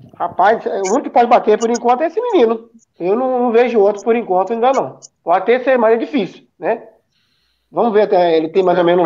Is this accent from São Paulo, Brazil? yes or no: no; Descoberto, Minas Gerais, Brazil; lá na minha cidade de descoberto